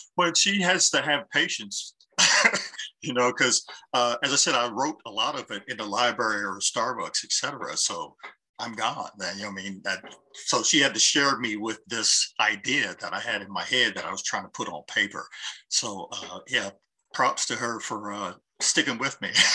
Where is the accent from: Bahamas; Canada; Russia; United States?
United States; Columbus, Ohio; I grew up in Linden